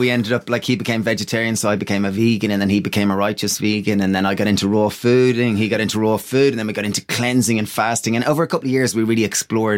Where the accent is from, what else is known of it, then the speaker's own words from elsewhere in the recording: Greystones, Leinster, Ireland; we grew up in Greystones, little small town in Ireland, and we're identical twins.